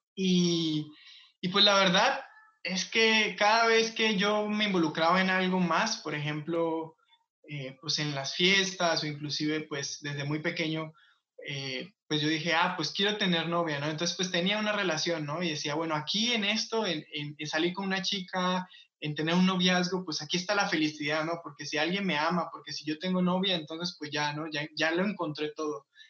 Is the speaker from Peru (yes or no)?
no; Colombia; moved away; el barrio o la colonia que yo me crié en Colombia